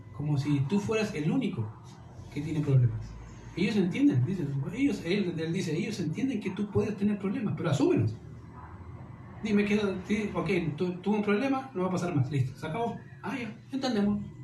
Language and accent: Spanish; Chile; como chilenos y como cultura, de iglesia, somos tan, tan poco entendidos o tan buenos para excusarnos